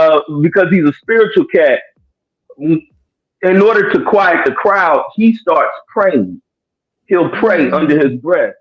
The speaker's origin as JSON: {"language": "English", "town": "Lexington", "region": "Kentucky", "country": "United States", "tie": "born or raised there", "said": "I hail from Lexington, Kentucky. Area code 859."}